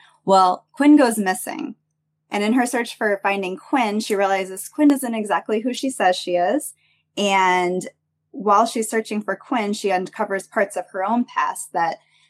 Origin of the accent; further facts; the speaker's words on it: Dubuque, Iowa, United States; moved away as an adult; also born or lived in Central Oregon; now in Bend, United States; Yeah, so I'm originally from Iowa, born and raised. I moved to Central Oregon about a decade ago. So quite a different change of scenery for sure.